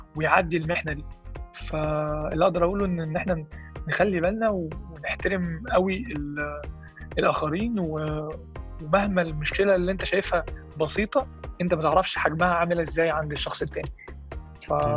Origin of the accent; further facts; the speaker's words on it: Egypt; احنا كشعب احنا كمصريين